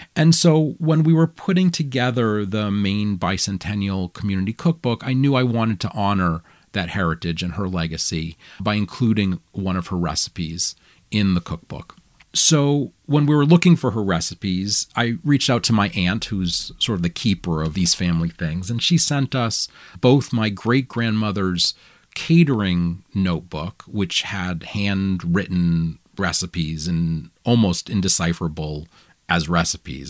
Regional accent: Augusta, Maine, United States; in Augusta, where I grew up

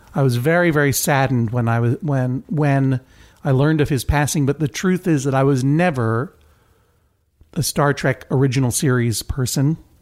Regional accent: Brookline, Massachusetts, United States; growing up in Brookline

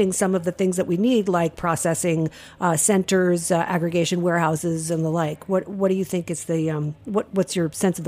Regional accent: Rhode Island, United States; I'm from Rhode Island.

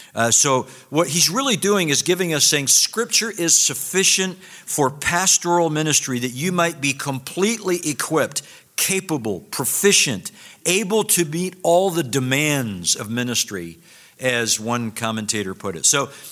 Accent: Scotland, United Kingdom; when Dr. Garner introduced me and said I was from Scotland, I realized that I was probably going to disappoint all of you that I don't sound like Sinclair Ferguson up here.

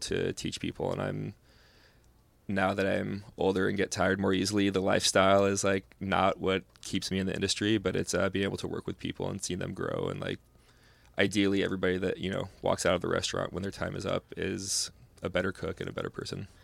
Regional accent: California, United States; now in Portland, United States; growing up in California

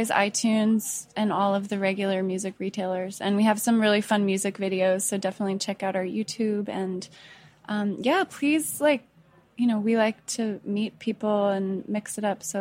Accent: Colorado, United States; I'm from Colorado, so.

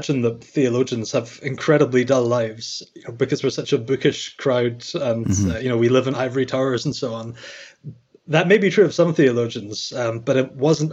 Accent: Scotland, United Kingdom; I'm from Scotland, as you can probably tell by my accent

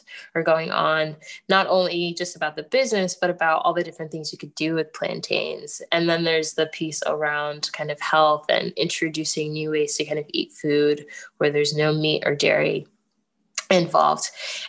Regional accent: Ghana; now in United States; for me being Ghanaian and having the business, I mean, it's named Kelewele, which is a Ghanaian food even.

